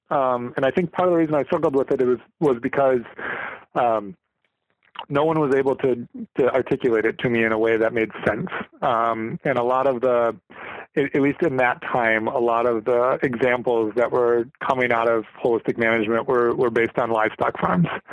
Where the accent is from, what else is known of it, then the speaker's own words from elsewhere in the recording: St. Cloud, Minnesota, United States; moved away as an adult; now in Litchfield, United States; I grew up in St. Cloud, which is 40 miles north of Litchfield